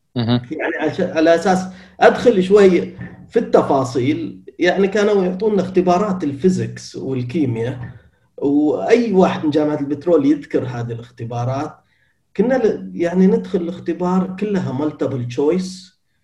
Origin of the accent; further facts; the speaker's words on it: Qatif, Eastern Province, Saudi Arabia; moved away as an adult; أنا من أبناء المنطقة الشرقية ولدت في مدينة القطيف أنا من قطيفي شرقاوي